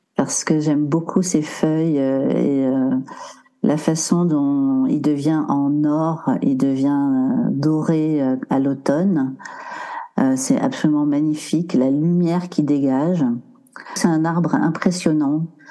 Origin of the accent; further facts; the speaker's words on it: Maurienne, Auvergne-Rhône-Alpes, France; also born or lived in Briançon; je suis née près de Briançon et j'ai grandi euh, près de la nature, euh, en Maurienne exactement.